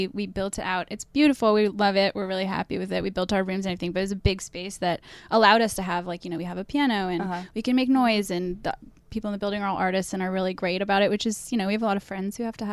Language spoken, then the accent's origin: English; Berkeley, California, United States; moved away as an adult; also born or lived in Boston; now in Brooklyn, United States; we're both from Berkeley, California